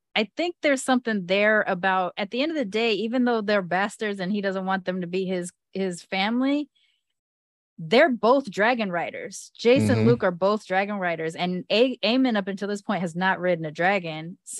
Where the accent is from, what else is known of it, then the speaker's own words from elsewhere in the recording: United Kingdom; I'm British. Or at least partially.